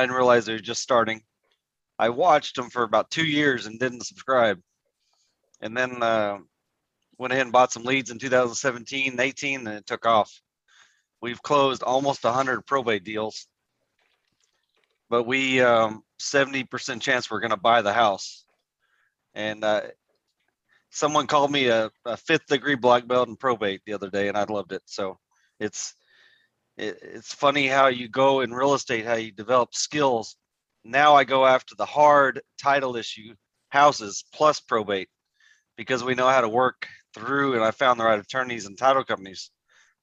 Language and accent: English; Haltom City, Texas, United States; I grew up here in Haltom City, Fort Worth, Texas